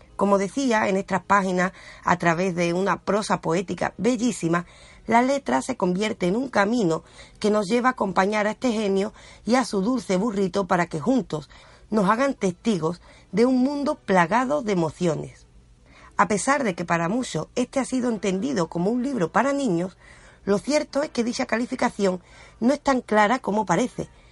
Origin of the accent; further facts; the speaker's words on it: Andalusia, Spain; somos andaluces